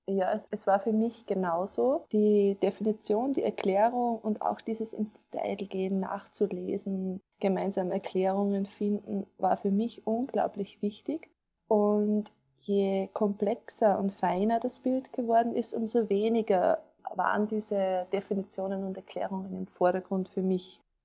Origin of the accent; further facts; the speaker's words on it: Upper Austria, Austria; ich bin aus Oberösterreich